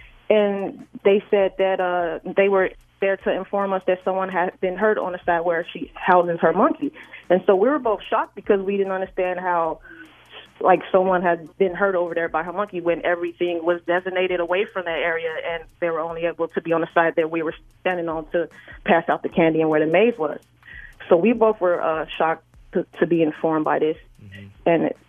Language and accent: English; Chicago, Illinois, United States; I'm from Chicago, so I often fly in to film a lot of her different events.